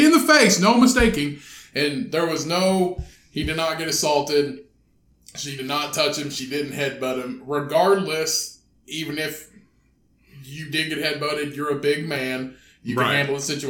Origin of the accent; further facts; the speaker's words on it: South Central Indiana, United States; when you're growing up in South Central Indiana, and you're a 7-year-old boy